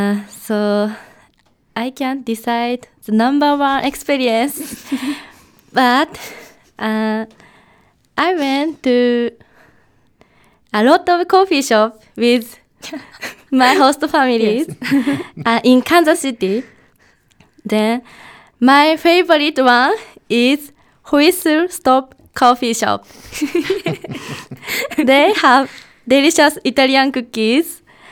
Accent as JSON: {"language": "English", "country": "Japan", "second_language": "English", "said": "I'm college student from Japan. My major is education."}